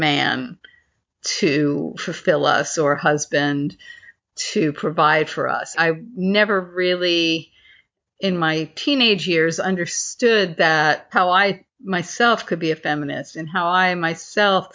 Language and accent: English; Northport, New York, United States; my hometown of North Port, Long Island